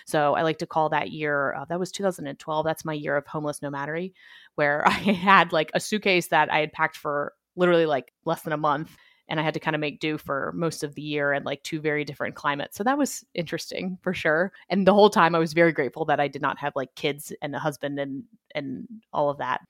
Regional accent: Annapolis, Maryland, United States; I grew up in Annapolis, Maryland, where the Naval Academy is

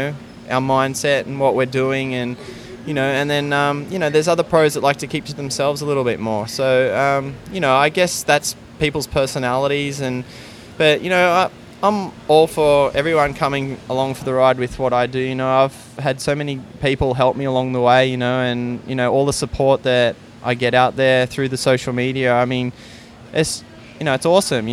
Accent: Gold Coast, Queensland, Australia; moved away; people that I went to school with or I grew up with on the Gold Coast

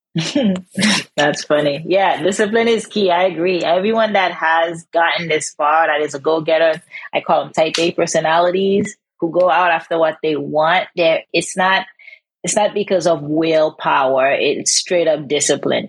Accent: Haiti; moved away; growing up in Haiti

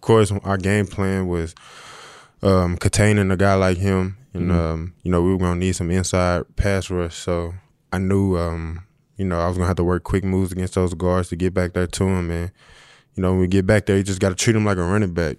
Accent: St. Louis, Missouri, United States; moved away; I'm from St. Louis

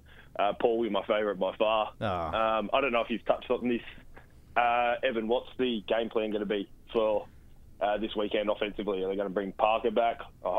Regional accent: Adelaide, South Australia, Australia; I'm from Adelaide, so in Australia

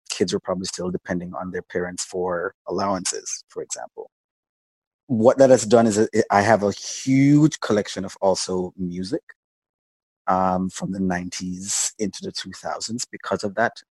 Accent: Jamaica; I'm originally Jamaican. Yeah. I was born in Jamaica. Um, actually started in sort of television field there as a as a young kid.

